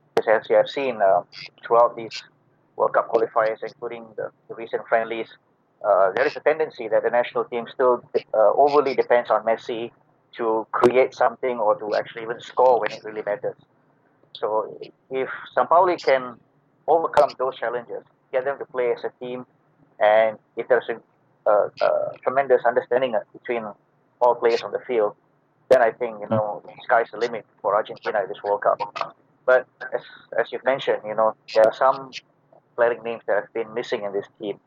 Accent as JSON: {"language": "English", "country": "Malaysia", "said": "I'm from Malaysia"}